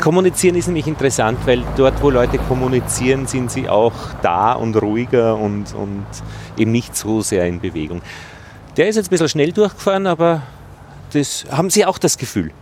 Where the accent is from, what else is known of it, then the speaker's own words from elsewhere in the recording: Altheim, Upper Austria, Austria; now in Vienna, Austria; in meiner Heimatgemeinde in Oberösterreich, in Altheim